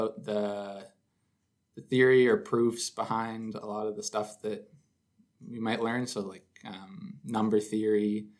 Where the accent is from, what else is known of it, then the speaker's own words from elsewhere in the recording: Perth, Ontario, Canada; I'm from Perth, Ontario